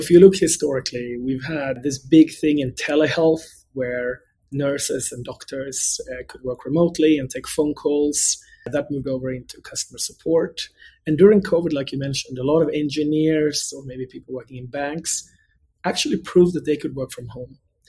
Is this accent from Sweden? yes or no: yes; Gothenburg, Västra Götaland, Sweden; English is a second language; moved away as an adult; now in United States; So born and bred in Sweden. That's where I grew up, actually on the West Coast in a city called Gothenburg, where I attended the Gothenburg University.